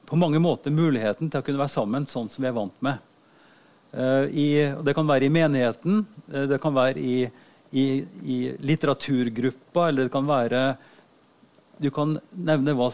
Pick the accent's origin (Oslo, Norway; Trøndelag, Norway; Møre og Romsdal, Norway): Trøndelag, Norway; Oppdal; Og da gikk jeg på biblioteket hjemme i Oppdal og så plukka jeg den aller tynneste boka jeg fant.